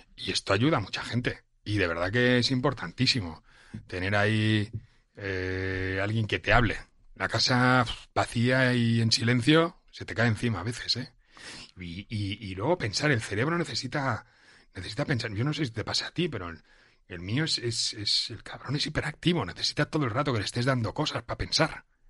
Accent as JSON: {"language": "Spanish", "region": "Catalonia", "country": "Spain", "moved": "as an adult", "lives_now": "Madrid, Spain", "said": "Yo cuando llegué aquí como, joven catalán"}